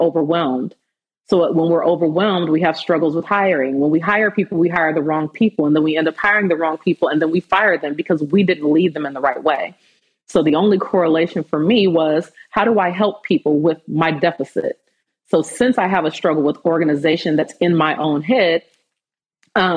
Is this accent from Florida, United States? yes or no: no; Fresno, California, United States; growing up, especially where I'm from Fresno, California. In my city, we had 17 black students in my high school